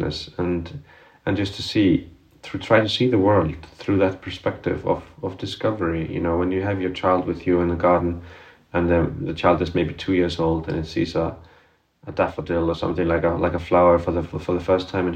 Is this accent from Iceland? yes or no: yes; Iceland; moved away; I come from afar, I come from Iceland, I come from this tiny little society on this rather big